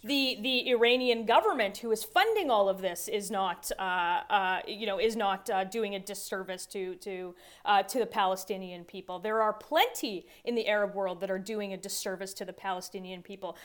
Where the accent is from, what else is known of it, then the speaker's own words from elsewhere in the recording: Toronto, Ontario, Canada; my hometown of Toronto